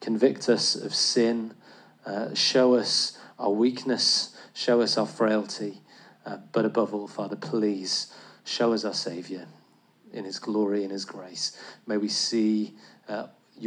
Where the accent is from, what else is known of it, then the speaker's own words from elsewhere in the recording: England, United Kingdom; as an Englishman